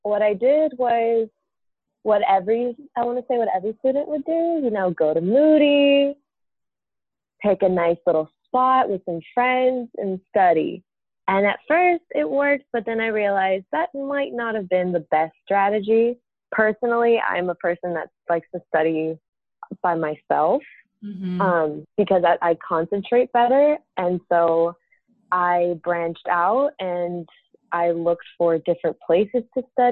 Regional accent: San Juan, Puerto Rico; moved away as an adult; I'm from San Juan, Puerto Rico

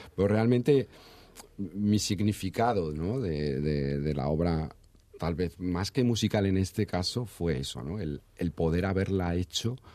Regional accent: Madrid, Community of Madrid, Spain; moved away as an adult; also born or lived in Badajoz; yo soy de Madrid yo me fui a estudiar a Badajoz vivía en Badajoz

